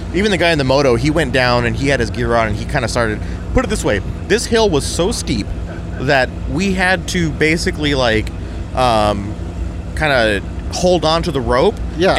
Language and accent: English; San Diego, California, United States; I grew up in San Diego, grew up in California, I lived here my whole life